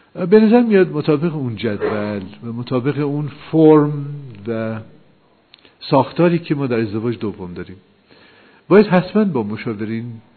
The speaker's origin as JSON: {"language": "Persian", "country": "Iran", "said": "ما ایرانی هستیم"}